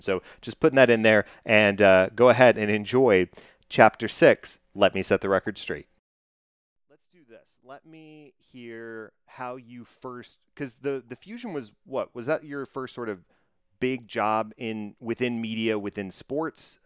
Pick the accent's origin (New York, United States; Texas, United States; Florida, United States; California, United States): Texas, United States; Dallas; I'm from Dallas